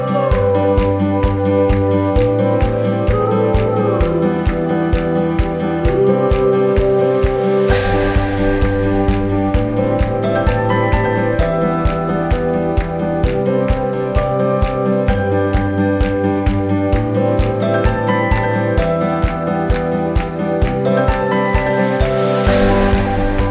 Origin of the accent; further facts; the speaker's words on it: Alaska, United States; growing up in Alaska